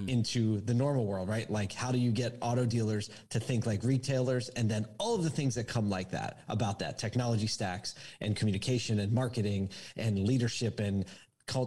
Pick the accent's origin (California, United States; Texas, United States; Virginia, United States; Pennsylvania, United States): Pennsylvania, United States; Philadelphia; now in Syracuse, United States; I grew up in Philly